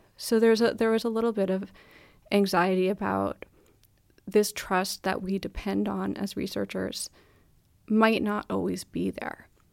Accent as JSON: {"language": "English", "country": "United States", "moved": "yes", "lives_now": "Denmark", "said": "I'm American, here I am in Denmark"}